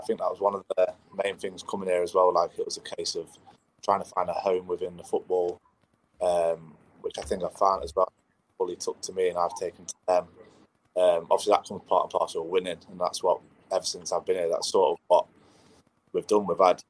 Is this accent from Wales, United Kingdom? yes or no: no; Nottingham, East Midlands, United Kingdom; I'm from Nottingham.